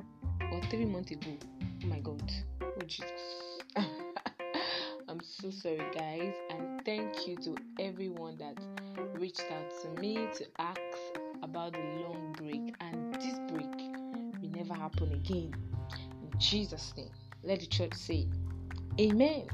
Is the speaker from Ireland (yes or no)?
no; Nigeria; as a Nigerian gay, as a Nigerian fine gay or Nigerian woman, lady, girl